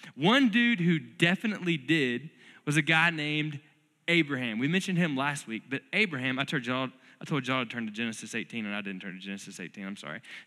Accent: North Florida, United States; now in Lubbock, United States; I grew up in North Florida where it's crazy humid all the time

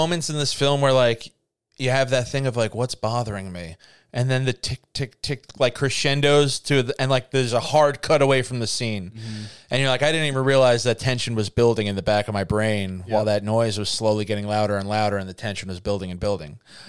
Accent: Kingston, New York, United States; Kingston! I come from Kingston.

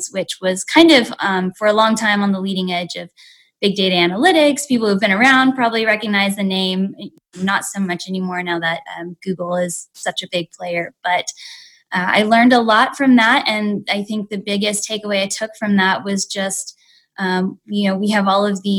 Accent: West Coast, United States; moved away as an adult; also born or lived in Alabama / Washington, D.C.; I am born and raised on the West Coast

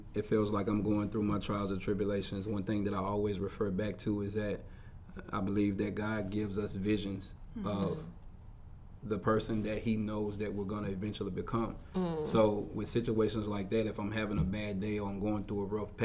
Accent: Mississippi, United States; moved away; when we go back to Mississippi. I'm from Mississippi.

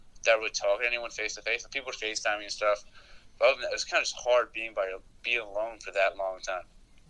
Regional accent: New York City, New York, United States; now in Milwaukee, United States; sophomore, from New York City

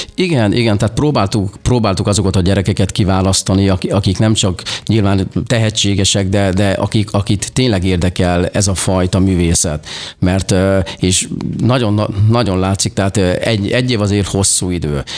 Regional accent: Nyírtass, Szabolcs-Szatmár-Bereg, Hungary; gyerekkoromban én, ö, ö, egy Szabolcsa kis fa-, faluban születtem Nyírtason, ez kis, Kisvárna mellett található, és ott nem nagyon volt lehetőségem

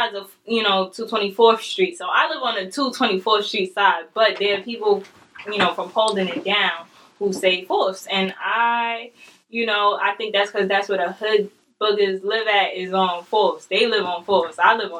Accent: New York City, New York, United States; also born or lived in the Bronx, New York; I grew up in Harlem. Like, I went to old schools in Harlem.

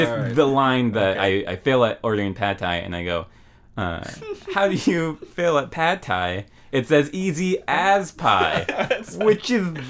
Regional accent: Maple Valley, Washington, United States; also born or lived in Seattle / Federal Way / Des Moines, Washington; Maple Valley was the name of the place where I spent most of my childhood

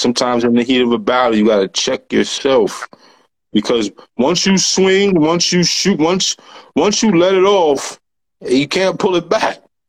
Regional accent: New York, United States; I'm a New Yorker. I'm from New York.

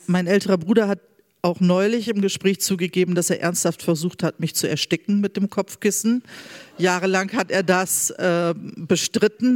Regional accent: Bremerhaven, Bremen, Germany; born or raised there

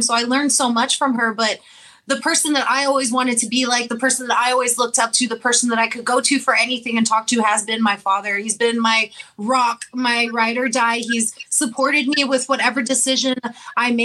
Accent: La Feria, Texas, United States; I attended elementary and middle school in my first year of high school in La Feria

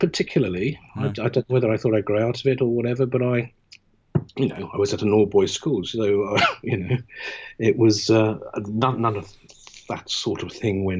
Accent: London, United Kingdom; I'm Londoner born and bred, and I'm proud of it.

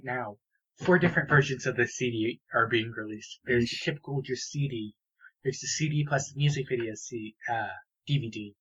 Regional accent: United States; as an American

